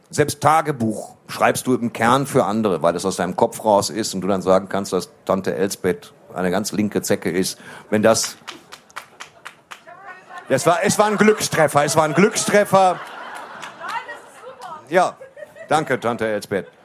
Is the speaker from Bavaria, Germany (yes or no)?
no; Waltrop, North Rhine-Westphalia, Germany; Also ich komme aus Waldrop. Wir haben sehr, sehr wenig durchtrainierte Männer auf weißen Pferden.